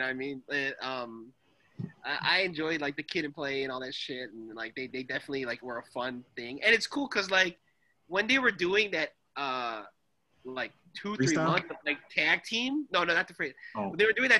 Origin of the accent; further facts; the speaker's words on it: Canada; I'm actually Canadian.